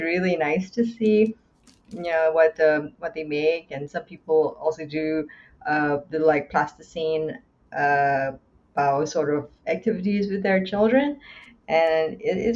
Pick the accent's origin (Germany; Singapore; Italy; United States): Singapore; now in Canada; I grew up in Singapore.